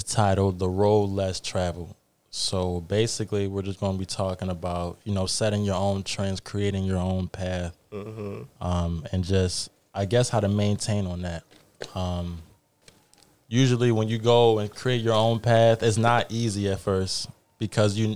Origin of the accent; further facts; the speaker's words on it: Nigeria; I'm Nigerian myself.